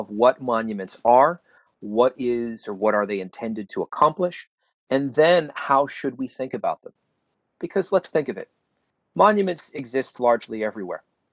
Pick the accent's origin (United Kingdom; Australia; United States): United States; just outside of Chicago, Illinois; I grew up in Illinois, just outside of Chicago, where there were no Confederate monuments in my town